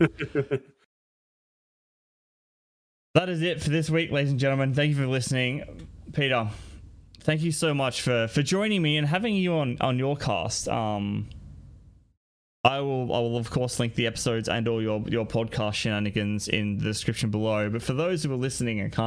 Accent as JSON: {"language": "English", "country": "Australia", "said": "I'm an Australian"}